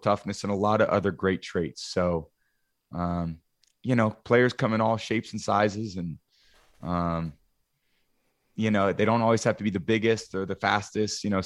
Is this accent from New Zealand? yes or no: no; the Bay Area, California, United States; I grew up in the Bay Area.